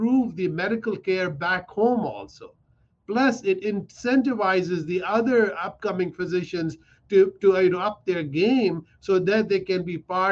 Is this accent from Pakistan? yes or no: yes; Pakistan; now in United States; I come from Pakistan.